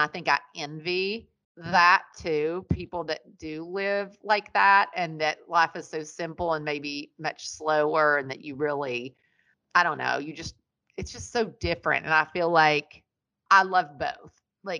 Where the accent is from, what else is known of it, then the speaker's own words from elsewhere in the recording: Ashland, Kentucky, United States; now in California, United States; I grew up in Ashland, which isn't, that's 22,000 people when I lived there.